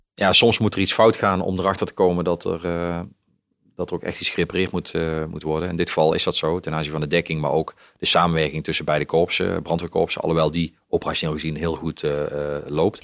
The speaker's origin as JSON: {"language": "Dutch", "region": "Limburg", "country": "Netherlands", "tie": "born or raised there", "said": "als ik in Limburg ben, dan ben ik gewoon de Limburger"}